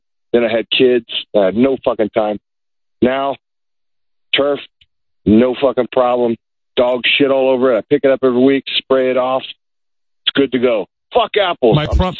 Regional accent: Texas, United States; now in Nevada, United States; I'm born and raised in Texas.

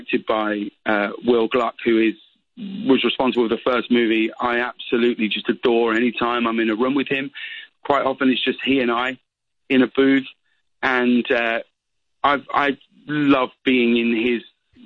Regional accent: United Kingdom; I'm still British

